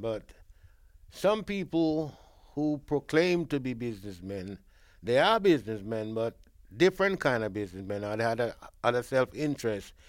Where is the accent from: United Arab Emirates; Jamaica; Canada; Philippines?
Jamaica; now in Brent, London, United Kingdom; being a Jamaican